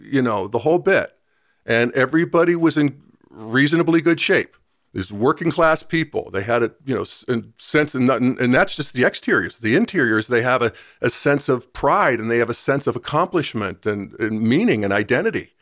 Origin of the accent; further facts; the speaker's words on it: Western Pennsylvania, United States; moved away; where I grew up in Western Pennsylvania.